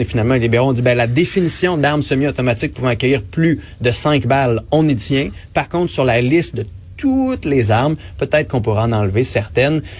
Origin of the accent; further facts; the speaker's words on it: Montreal, Quebec, Canada; j'ai grandi à Montréal, à côté de Charlemagne